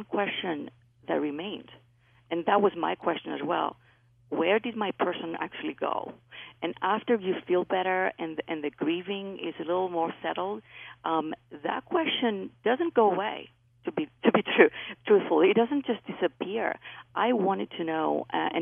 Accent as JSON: {"language": "English", "country": "Greece", "tie": "born or raised there", "accent": "Greek", "moved": "yes", "said": "I was raised in Greece. That's where my accent is from."}